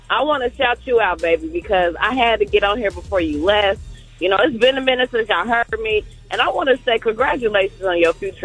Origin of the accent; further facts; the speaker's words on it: Dayton, Ohio, United States; I'm from Dayton. Y'all know, y'all should see Shanice from Dayton.